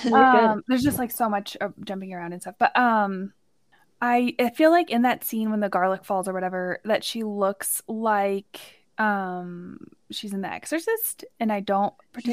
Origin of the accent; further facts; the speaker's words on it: Canada; we're Canadian.